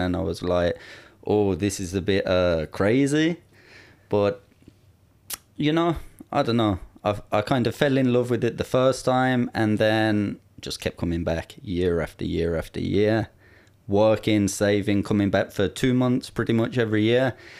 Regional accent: Ireland; moved away as an adult; also born or lived in England; now in Thailand; I was born in England, but I never really lived there. I lived in Ireland all of my life

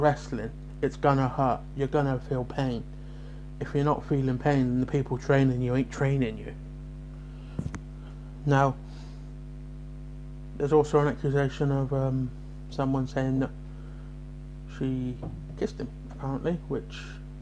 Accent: Bridgwater, South West England, United Kingdom; I'm from Bridgewater

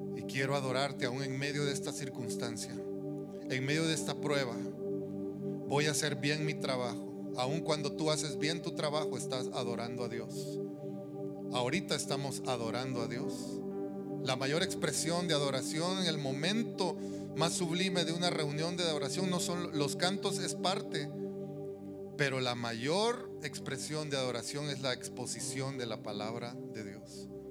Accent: El Salvador; moved away; allá en la tierra donde yo crecí, en El Salvador

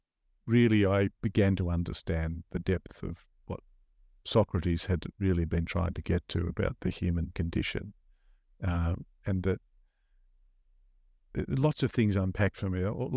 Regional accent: Melbourne, Victoria, Australia; So I was born in Melbourne in a suburb called Caulfield in Victoria. And there for the first five or so years I lived in that a wonderful, loving household.

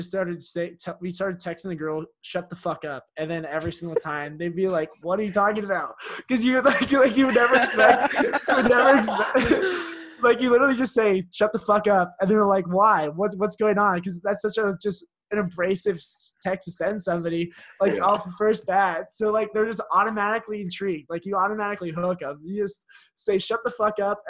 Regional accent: San Francisco, California, United States; I'm from San Francisco

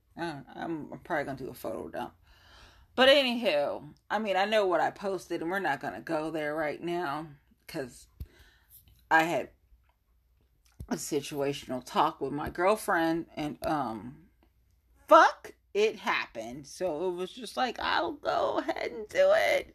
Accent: Ohio, United States; born or raised there

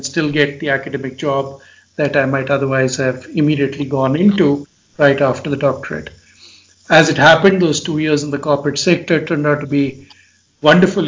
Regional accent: India; moved away as an adult; also born or lived in England; my home country of India in the 5 years that I'd been away doing my master's and doctorate in England

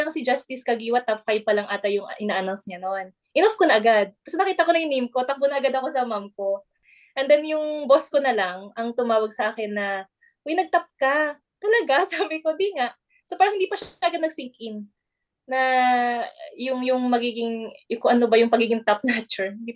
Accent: Ilocos Region, Philippines; Sa province ko yan ha, sa province, sa Pangasinan.

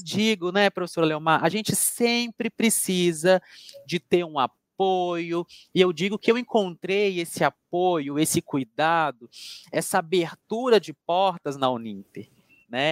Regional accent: Coronel Fabriciano, Minas Gerais, Brazil; moved away; also born or lived in Juiz de Fora; estudei em Juiz de Fora, professora, mas a minha cidade natal é Coronel Fabriciano

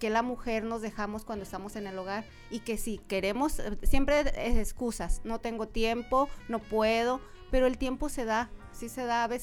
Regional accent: Fresnillo, Zacatecas, Mexico; moved away as an adult; also born or lived in Mexico City; now in Tijuana, Mexico; fui criticada en mi pueblo, y un pueblo en Fresnillo.

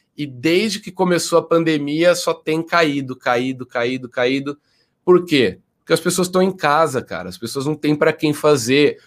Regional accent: Jaú, São Paulo, Brazil; moved away as an adult

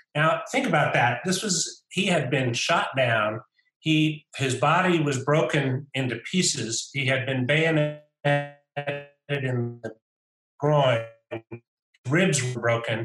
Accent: United States; I'm an American, and I represent the U.S. government

